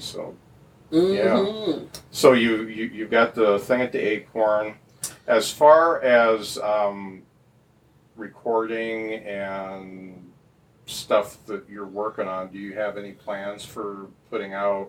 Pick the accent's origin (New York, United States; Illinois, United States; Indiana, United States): Indiana, United States; Lakeville; I'm a country boy, too. I grew up south in Lakeville